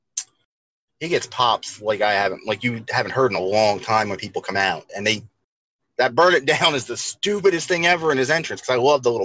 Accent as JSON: {"language": "English", "area": "just outside of Philadelphia", "region": "Pennsylvania", "country": "United States", "tie": "born or raised there", "said": "I grew up just outside of Philadelphia"}